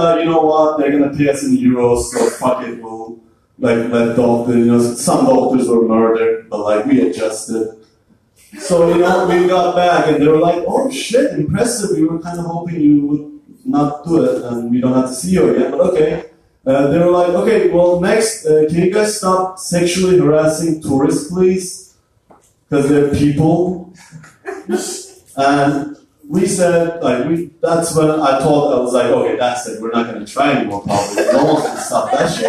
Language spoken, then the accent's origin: English; Turkey; moved away; I'm from Turkey.